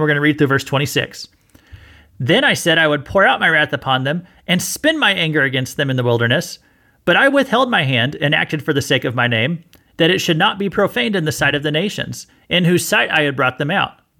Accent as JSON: {"language": "English", "region": "Missouri", "country": "United States", "said": "I'm from Missouri"}